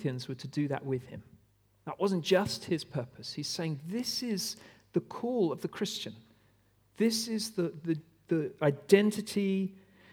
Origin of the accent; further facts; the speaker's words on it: Australia; I am an Aussie through and through